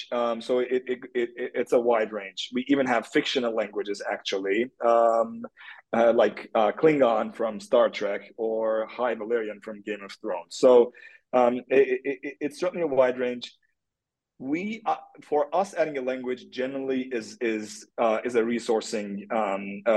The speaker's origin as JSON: {"language": "English", "country": "Turkey", "tie": "born or raised there", "moved": "yes", "said": "I'm from Turkey. That's where I grew up."}